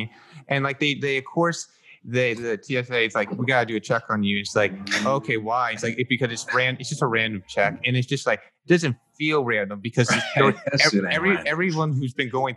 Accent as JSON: {"language": "English", "region": "West Coast", "country": "United States", "said": "I'm from the West Coast"}